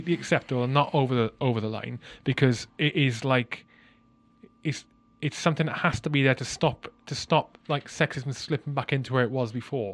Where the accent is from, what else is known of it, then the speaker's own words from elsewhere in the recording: Wales, United Kingdom; growing up in Wales